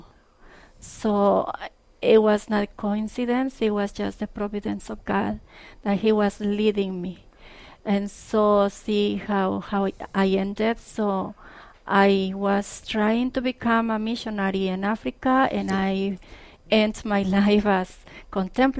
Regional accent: Coscomatepec, Veracruz, Mexico; moved away as an adult; I'm originally from Mexico. Coscomatepec, Veracruz is the name of my town.

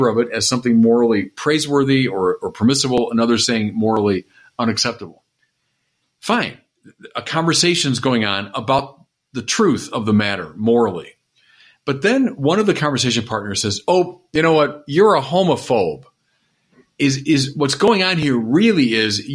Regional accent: United States; I'm an American. I'm a proud American

